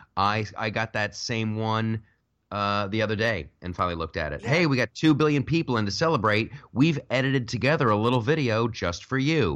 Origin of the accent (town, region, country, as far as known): United States